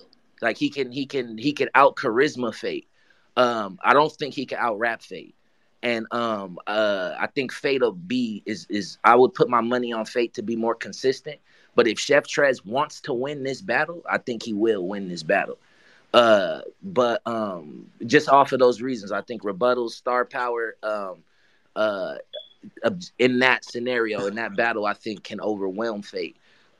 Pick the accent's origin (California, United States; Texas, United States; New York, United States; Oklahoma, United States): New York, United States; Harlem; born there; okay, I was born in Harlem.